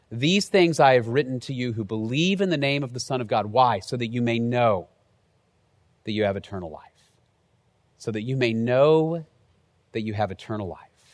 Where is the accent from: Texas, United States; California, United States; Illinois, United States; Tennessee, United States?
Texas, United States; Dallas; moved away as an adult; also born or lived in College Station, Texas; I moved from Dallas down to College Station